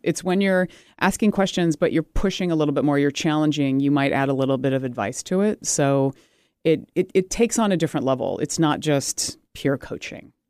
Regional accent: United States; I'm American made British parts

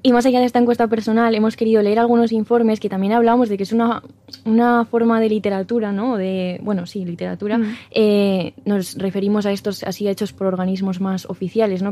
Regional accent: La Rioja, Spain; somos riojanos, mm. no de, pueblo no, porque yo soy pueblerina 100%

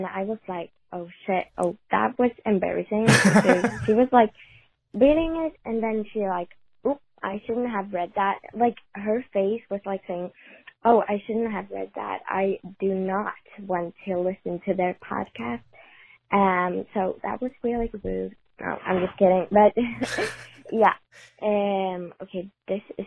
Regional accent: Sweden; English is a second language; I'm from Sweden, so my English is not

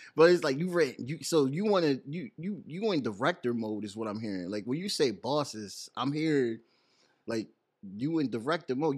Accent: Bridgeport, Connecticut, United States; now in New Haven, United States; I'm from Bridgeport

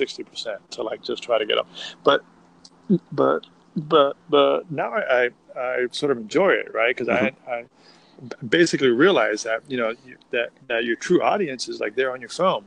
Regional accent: Miami, Florida, United States; now in Austin, United States; I'm from South Florida. I'm from Miami

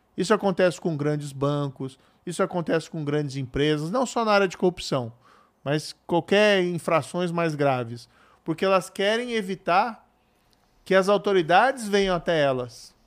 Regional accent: Paraná, Brazil; o, estado onde eu nasci

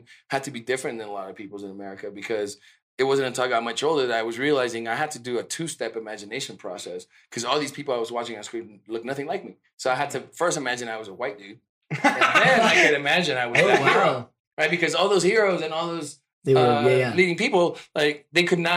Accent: California, United States; English is a second language; also born or lived in Mexico City, Mexico; growing up in California

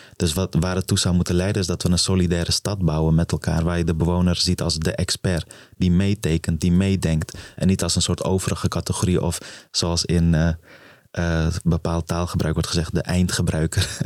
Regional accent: Amsterdam, North Holland, Netherlands; also born or lived in Afghanistan; waar ik ben opgegroeid in het plan van Gol

